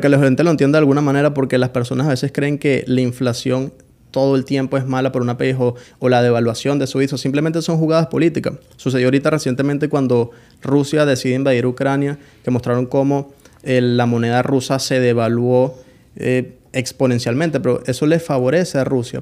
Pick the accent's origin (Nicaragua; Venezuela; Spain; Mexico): Venezuela; Colonia Tovar, Aragua; also born or lived in Caracas, Venezuela; Yo nací en Caracas, Venezuela, pero soy de un pueblo llamado Colonia Tobar